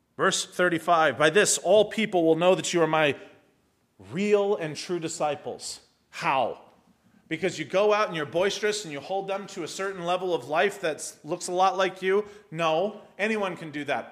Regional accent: United States; first language English; I speak one because I'm American

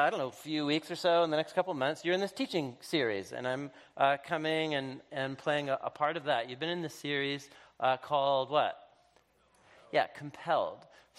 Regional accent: Portland, Oregon, United States; 3 years ago, I moved back to my hometown, to Portland, Oregon, and I was supposed to move home and be close to family

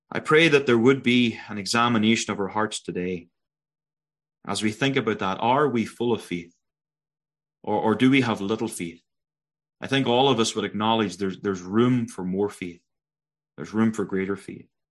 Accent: Northern Ireland, United Kingdom; moved away as an adult; now in Prince George, Canada; you'll know by my accent that I'm not Canadian. Originally born in Northern Ireland

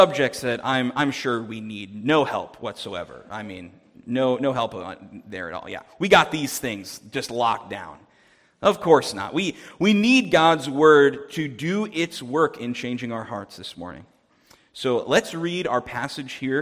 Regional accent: New Jersey, United States; moved away as an adult; now in Winnipeg, Canada; I'm originally from New Jersey, so farmland is not something I grew up seeing very much

